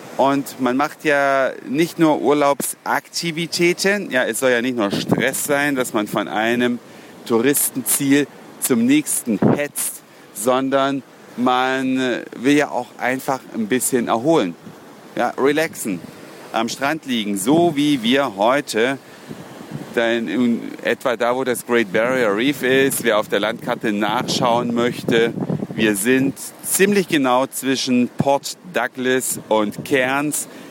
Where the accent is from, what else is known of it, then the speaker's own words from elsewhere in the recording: Germany; now in Australia; wir in Deutschland